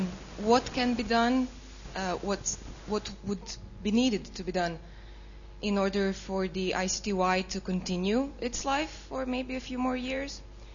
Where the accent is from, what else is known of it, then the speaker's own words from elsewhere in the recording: Croatia; moved away as an adult; I come from Croatia, where I used to work as a journalist investigating war crimes. Now I'm a student here.